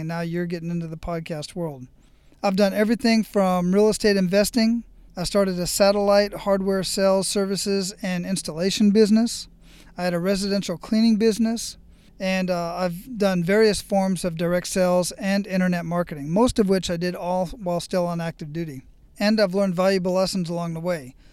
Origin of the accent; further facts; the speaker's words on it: Phoenix, Arizona, United States; moved away as an adult; I was born and raised in Phoenix, Arizona